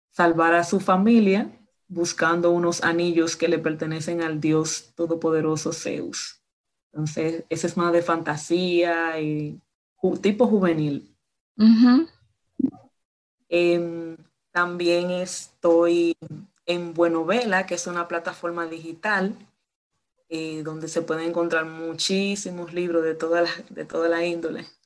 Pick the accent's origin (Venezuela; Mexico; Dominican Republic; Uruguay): Dominican Republic; Pues soy de República Dominicana, pues caribeña, eh, soy maestra